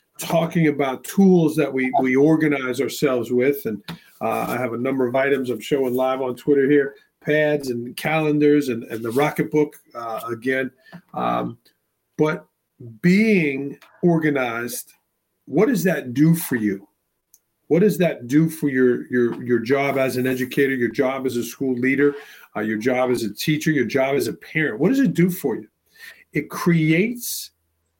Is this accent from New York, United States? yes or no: yes; New York City, New York, United States; moved away as an adult; also born or lived in Brooklyn, New York / North Carolina; now in Milford, United States; I grew up in Staten Island, New York